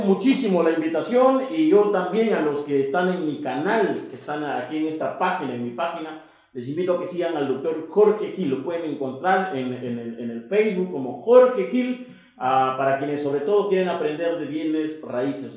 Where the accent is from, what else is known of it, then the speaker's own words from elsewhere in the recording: Piura, Peru; yo soy de Piura